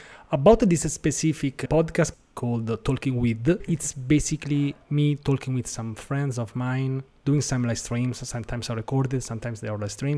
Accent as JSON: {"language": "English", "town": "Rome", "region": "Lazio", "country": "Italy", "said": "from Rome, Italy"}